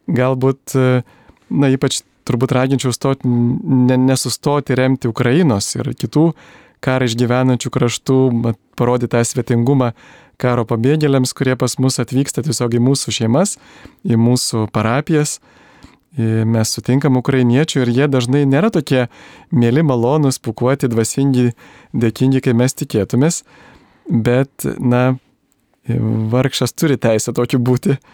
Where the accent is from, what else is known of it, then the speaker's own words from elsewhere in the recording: Lithuania; mes lietuviai